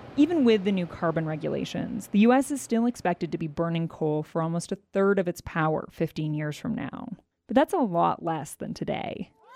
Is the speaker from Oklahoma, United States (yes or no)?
no; Raton, New Mexico, United States; now in Gillette, United States; I was born and raised in New Mexico in the, old coal mining camps there